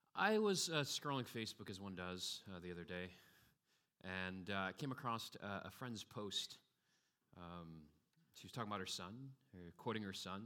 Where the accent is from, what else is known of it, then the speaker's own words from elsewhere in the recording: United States; moved away; growing up in the States like me